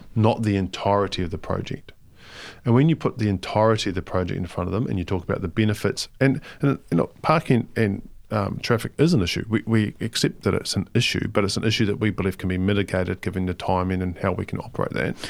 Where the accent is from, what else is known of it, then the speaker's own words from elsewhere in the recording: Palmerston North, Manawatū-Whanganui, New Zealand; moved away; I lived in Palmerston North, well, I grew up in Palmerston North